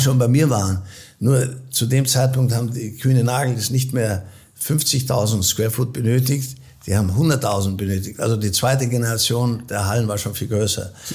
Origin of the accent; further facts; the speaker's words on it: Austria; moved away as an adult; also born or lived in Munich; now in United States; ich bin österreichischer Provenienz, ich bin in Österreich aufgewachsen